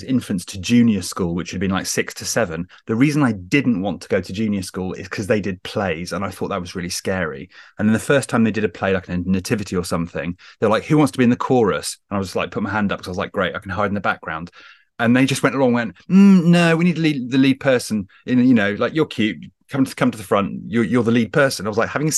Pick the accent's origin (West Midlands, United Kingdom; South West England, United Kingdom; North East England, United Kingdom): South West England, United Kingdom; Wells; also born or lived in Hawley, near London; I grew up in big inverted commas in the West Country, in a little city called Wells